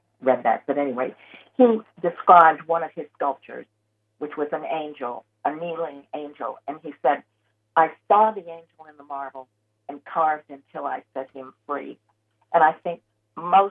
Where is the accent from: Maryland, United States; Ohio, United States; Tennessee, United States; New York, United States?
Ohio, United States; Cleveland; moved away; I grew up in the Cleveland, Ohio area